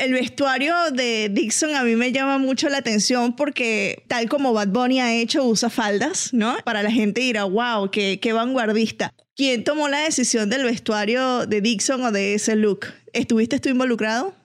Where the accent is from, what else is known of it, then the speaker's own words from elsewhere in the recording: Venezuela; yo soy venezolana